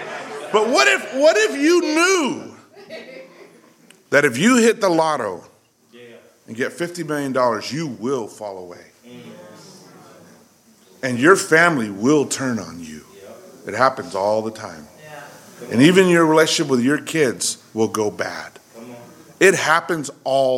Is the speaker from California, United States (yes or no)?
yes; California, United States; I grew up poor in California